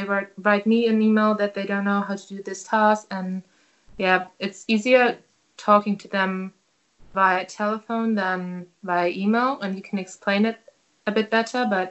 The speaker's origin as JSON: {"language": "English", "town": "Hanover", "region": "Lower Saxony", "country": "Germany", "second_language": "English", "said": "I'm from Hanover."}